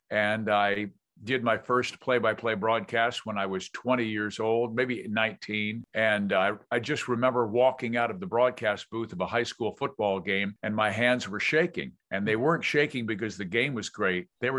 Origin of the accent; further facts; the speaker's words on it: Kansas City, Missouri, United States; I grew up in Kansas City, so I love Kansas City sports.